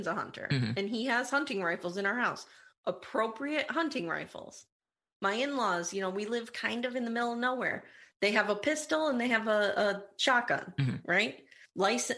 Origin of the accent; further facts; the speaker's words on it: United States; As an American